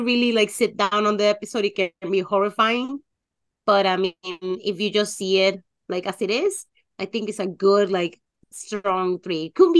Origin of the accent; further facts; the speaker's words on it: Mexico; being raised, born and raised in Mexico, it's also a thing.